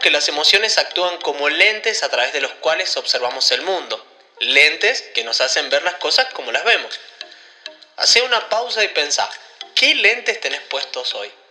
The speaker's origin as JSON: {"language": "Spanish", "region": "Mendoza", "country": "Argentina", "said": "La gente de Mendoza, de donde soy yo, es muy"}